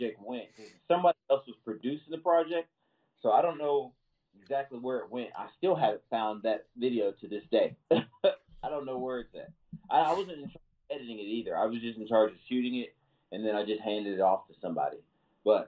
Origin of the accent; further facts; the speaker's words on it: Owensboro, Kentucky, United States; moved away as an adult; now in Nashville, United States; Owensboro, Kentucky